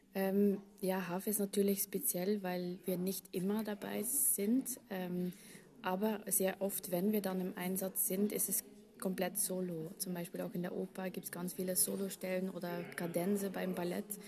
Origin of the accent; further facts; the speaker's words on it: Belgium; German is a second language; moved away as an adult; now in Vienna, Austria; ich komme aus Belgien, wohne seit zehn Jahren in Wien wegen dem Orchester